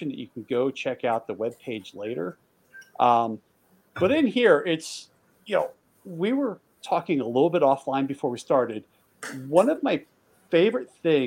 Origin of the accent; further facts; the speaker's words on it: East Coast, United States; I grew up on the East Coast